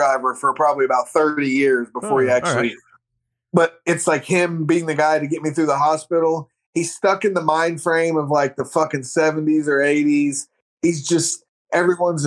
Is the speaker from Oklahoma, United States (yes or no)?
yes; Oklahoma, United States; we're from Oklahoma.